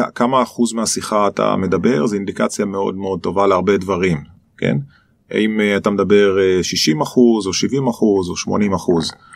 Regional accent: Nahariya, Northern District, Israel; moved away as an adult; also born or lived in Boston, United States; אני נולדתי בנהריה. אמ, זה ממש מעיר קטנה

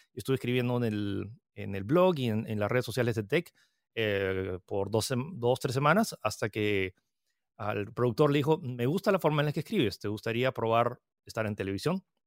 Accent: Peru; also born or lived in United States / France; soy chino-francés que nació en Estados Unidos, que vive en Perú. Eh, nací en el 88, lo cual significa que acabo de cumplir 33 años y estoy, eh, viví, eh, o sea, viví un año en Estados Unidos, pero luego me, mudé a Francia y llegué a Perú cuando tenía siete.

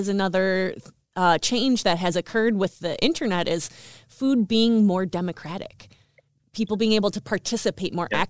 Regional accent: Midwest, United States; I grew up in the Midwest and we didn't have a lot.

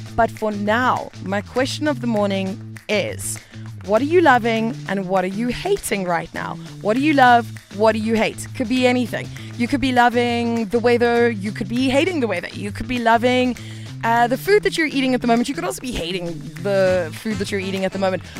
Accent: South Africa; as a South African, we've probably all got a number of friends or family who have left

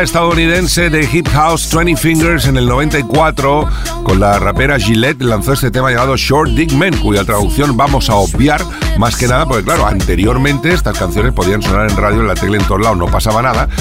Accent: Valencia, Valencian Community, Spain; soy de Valencia

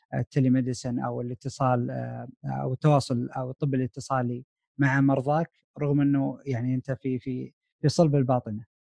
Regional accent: Saudi Arabia; moved away as an adult; now in United States; احنا كطلاب سعوديين هنا في امريكا

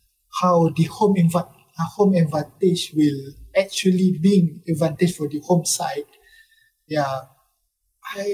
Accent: Malaysia; as a Malaysian.

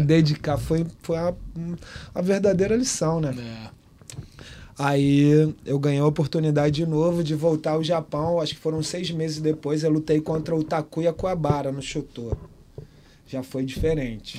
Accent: Baixada Fluminense, Rio de Janeiro, Brazil; moved away as an adult; also born or lived in Liverpool, United Kingdom; eu saí da Baixada, cara. Eu tinha saído da Baixada

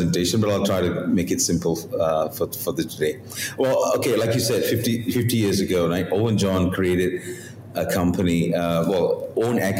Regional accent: Malaysia; moved away as an adult; also born or lived in Korea; I'm a Malaysian

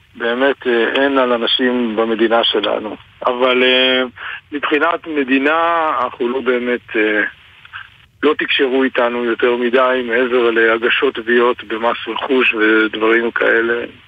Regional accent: Kfar Aza, Southern District, Israel; אני מקיבוץ כפר עזה

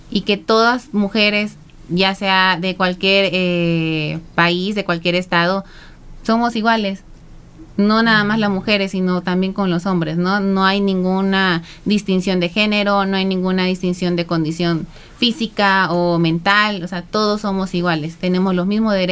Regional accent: Villa Allende, Veracruz, Mexico; viví ahí, nací ahí en, Villayende. Villallende. Eh, yo soy originaria de Villallende, de un pueblito eh, al sur de Veracruz. Entonces soy 100% jarocha y soy orgullosa de mis raíces

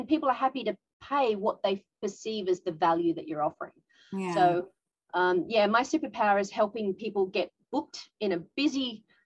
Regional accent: Australia; now in Tokyo, Japan; I'm an Australian woman living in Japan

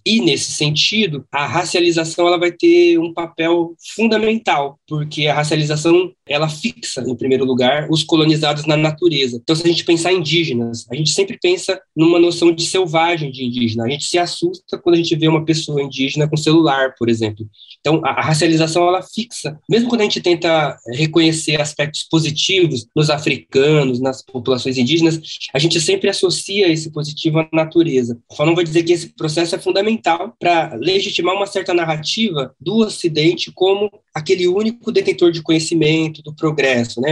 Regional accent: Brazil; Quando eu me vejo como, sei lá, como brasileiro, eu deixo de me ver como boliviano

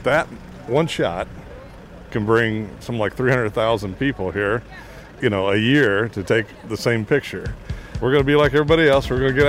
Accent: Indiana, United States; from the United States, Indiana.

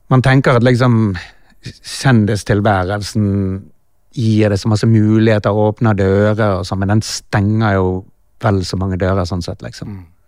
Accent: Norway; Vi er fra Norge

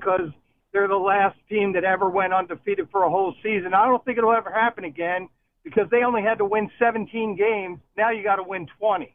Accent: Baltimore, Maryland, United States; I'm from Baltimore

